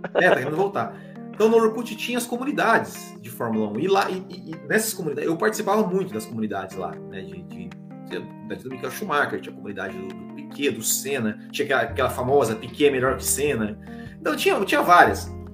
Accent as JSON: {"language": "Portuguese", "town": "Mandaguari", "region": "Paraná", "country": "Brazil", "also_born_or_lived": "Maringá", "said": "eu sou de Mandaguari, no Paraná"}